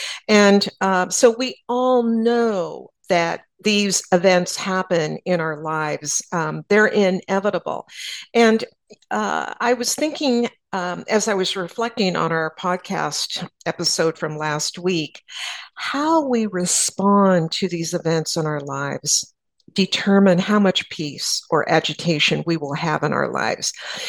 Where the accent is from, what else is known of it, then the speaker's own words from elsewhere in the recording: San Antonio, Texas, United States; "Where are you from?" And I said, "San Antonio."